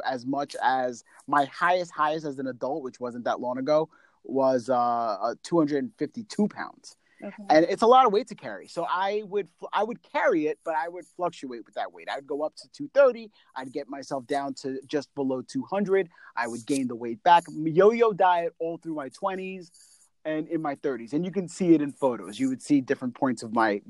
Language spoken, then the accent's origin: English; New York, United States; I'm from New York